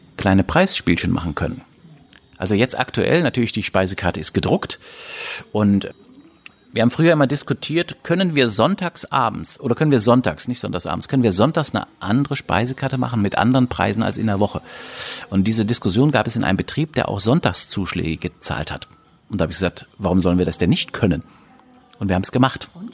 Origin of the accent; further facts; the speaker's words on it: Germany; bei uns in Deutschland